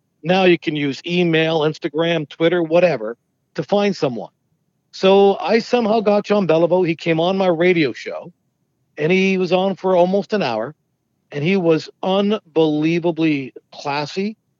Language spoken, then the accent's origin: English; London, United Kingdom; I was born in London, grew up in London.